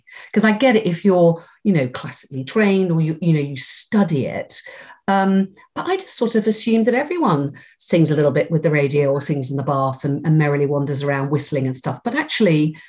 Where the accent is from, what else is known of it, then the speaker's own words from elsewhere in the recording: South West England, United Kingdom; So everyone always says to me, well, you don't sound very Cornish. And I always say, well, it's because I think because I went to drama school, and also my mum doesn't sound very Cornish.